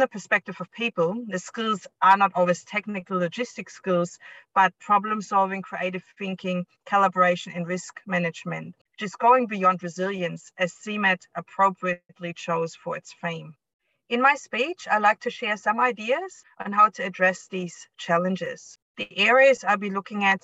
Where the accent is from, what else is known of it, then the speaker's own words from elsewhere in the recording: East Germany, Germany; moved away as an adult; also born or lived in United States / Cuba / Spain / Hong Kong; now in Australia; I was born and raised in East Germany